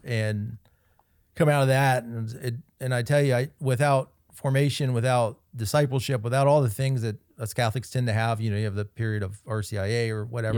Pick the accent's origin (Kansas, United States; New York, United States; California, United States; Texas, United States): Kansas, United States; Kansas City; That's my hometown, Kansas City, Kansas.